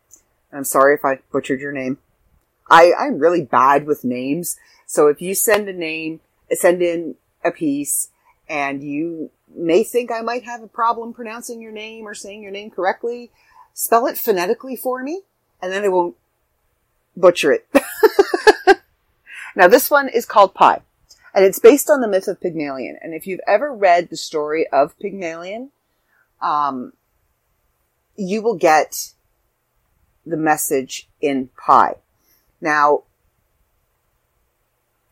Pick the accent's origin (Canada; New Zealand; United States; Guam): Canada; I'm Canadian